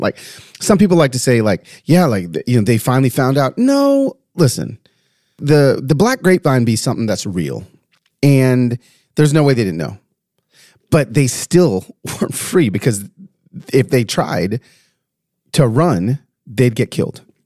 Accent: Tennessee, United States; my home state of Tennessee

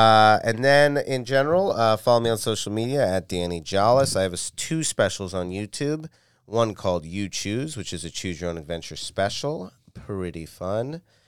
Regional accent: Virginia, United States; Virginia, bruh.

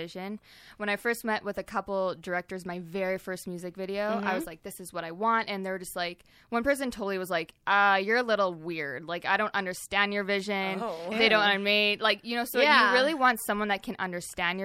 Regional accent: the Canadian Prairies, Canada; now in Marina del Rey, United States; I'm from more of the prairies, so. We got a lot of cows

